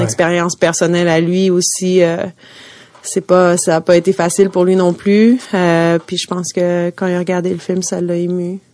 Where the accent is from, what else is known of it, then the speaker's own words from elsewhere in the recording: Montreal, Quebec, Canada; moved away as an adult; now in New York, United States; j'ai grandi à Montréal